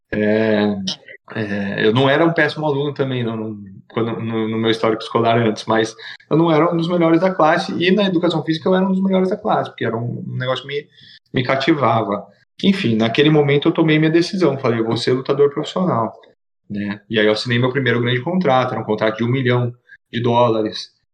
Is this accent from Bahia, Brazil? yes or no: no; Itatiba, São Paulo, Brazil; em Itatiba, que é a minha cidade natal